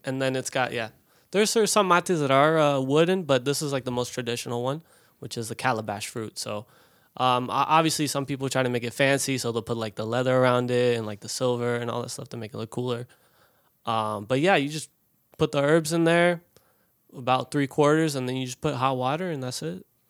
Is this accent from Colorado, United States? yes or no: yes; Colorado, United States; also born or lived in Tampa, Florida; I grew up in Colorado